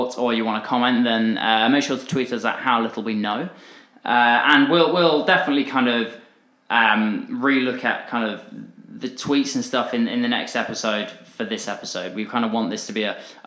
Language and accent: English; Dorset, South West England, United Kingdom; I grew up in Dorset